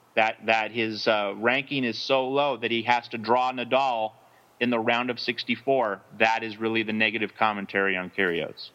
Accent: United States; speaking strictly as an American

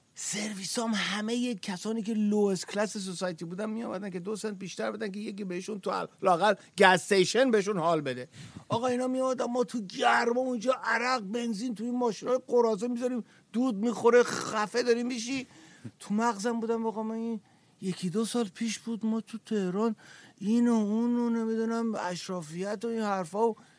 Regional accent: Iran; زمان شاه تو ایران ما اون موقع به دنیا آمدیم

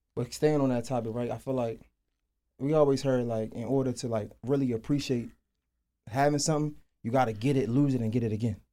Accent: Baltimore, Maryland, United States; moved away; I'm from Baltimore. I moved down here

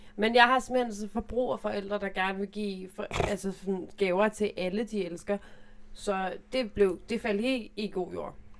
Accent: Zealand, Denmark; Ja, jeg er fra Sjælland

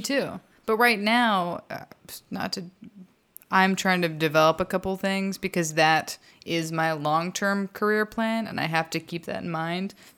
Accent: Texas, United States; I'm from Texas

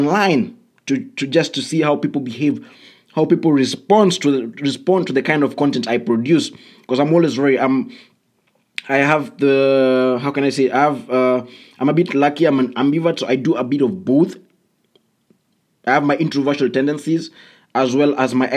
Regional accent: Kenya; I come from Kenya

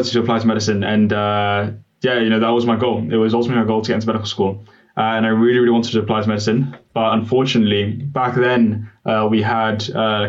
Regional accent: Kenya; moved away; I was born and brought up in Kenya

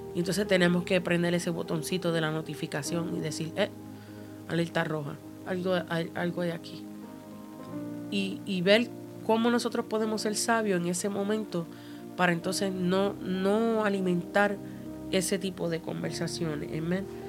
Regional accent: Puerto Rico; also born or lived in Cuba; yo soy eh, puertorriqueña, eh, mitad cubana

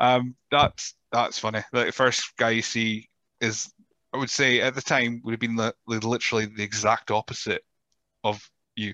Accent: Rothes, Scotland, United Kingdom; I grew up in Rothes and Elgin was the big city

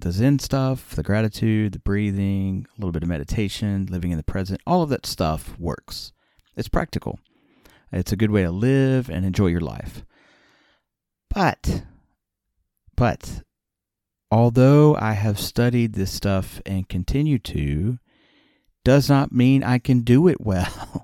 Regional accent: Alabama, United States; moved away as an adult; also born or lived in Nagano, Japan; I grew up in Alabama

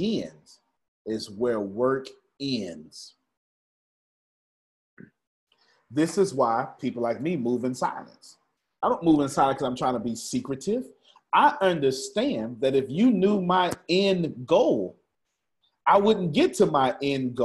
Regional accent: Galveston, Texas, United States; I'm still from Galveston

